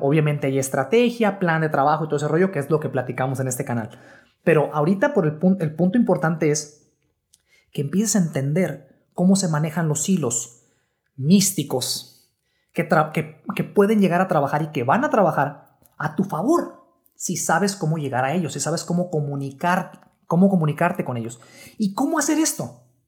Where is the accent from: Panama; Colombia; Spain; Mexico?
Mexico; México, que es mi país natal